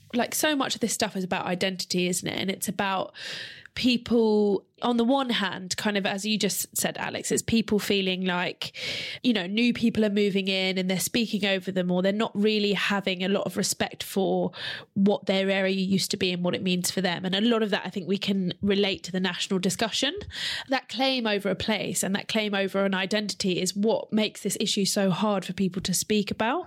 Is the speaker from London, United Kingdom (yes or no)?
yes; London, United Kingdom; I grew up in Newham, just next to Leighton